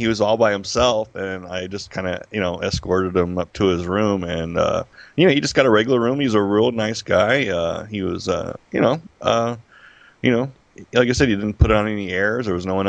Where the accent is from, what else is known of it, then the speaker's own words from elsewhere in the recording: Las Vegas, Nevada, United States; I'm born and raised in Las Vegas, a Las Vegas native, which is rare.